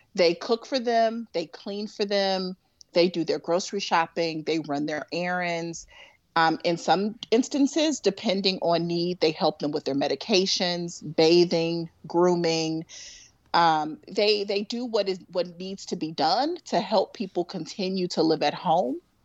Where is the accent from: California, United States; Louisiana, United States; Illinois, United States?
Illinois, United States; Chicago; moved away; I am a very, very proud Southside girl, um, from Chicago.